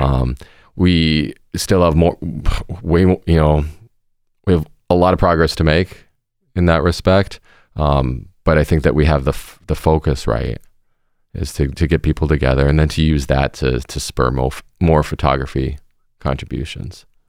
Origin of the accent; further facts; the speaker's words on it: Seattle, Washington, United States; moved away as an adult; now in Milwaukee, United States; I grew up in Seattle, Washington, on the West Coast